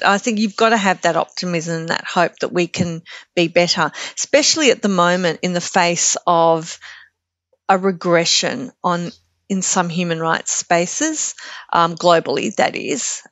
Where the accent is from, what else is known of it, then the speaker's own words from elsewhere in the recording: Australia; a very, you know, white and Glo-Celtic, um, surfing community that I kind of grew up